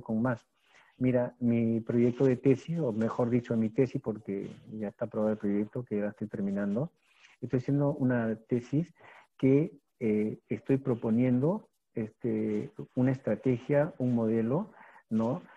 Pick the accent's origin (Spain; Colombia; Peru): Peru; yo lo que estoy haciendo en mi país, y por mí, ¿no? Y por la educación del Perú